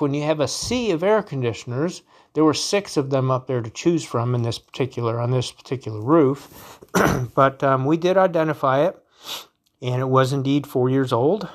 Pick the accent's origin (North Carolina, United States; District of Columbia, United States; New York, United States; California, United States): North Carolina, United States; Wilmington; where I grew up in Wilmington, North Carolina